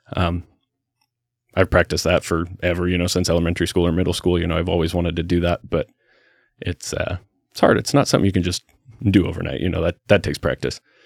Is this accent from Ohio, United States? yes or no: no; Salem, Oregon, United States; I was born in Salem, raised in Salem, went to school in Salem all through uh, elementary school